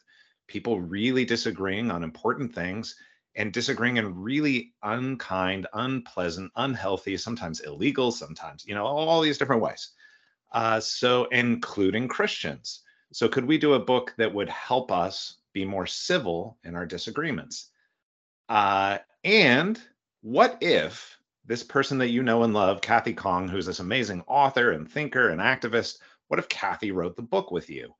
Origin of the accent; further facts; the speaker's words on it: California, United States; I was born in California